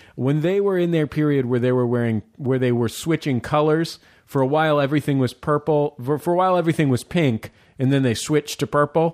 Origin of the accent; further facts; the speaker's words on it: San Francisco, California, United States; now in Los Angeles, United States; when I was growing up in San Francisco